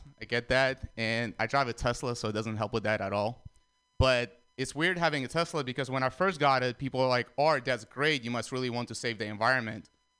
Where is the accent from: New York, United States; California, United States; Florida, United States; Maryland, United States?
California, United States; San Francisco; Guys, I'm from San Francisco, but I think San Francisco is weird